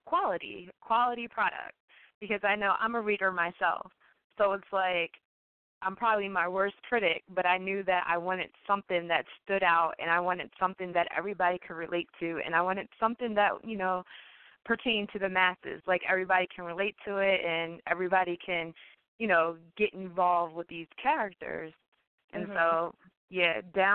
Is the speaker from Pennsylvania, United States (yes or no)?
yes; Philadelphia, Pennsylvania, United States; my hometown of Philadelphia